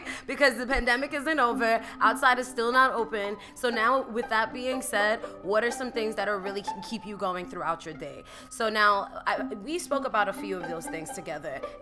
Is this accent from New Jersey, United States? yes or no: no; New York, United States; as a New Yorker